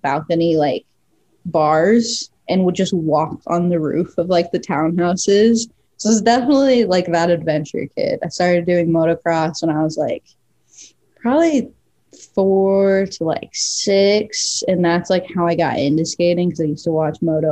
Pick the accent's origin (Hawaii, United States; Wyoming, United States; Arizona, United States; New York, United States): Arizona, United States; Mesa; Born and raised in Mesa, Arizona